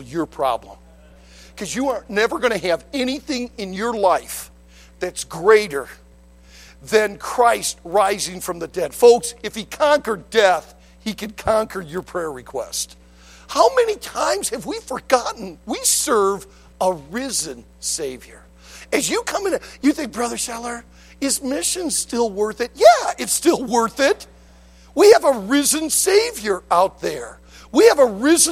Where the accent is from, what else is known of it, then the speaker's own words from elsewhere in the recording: Detroit, Michigan, United States; I grew up in Detroit. I went right through the riots in the late 60s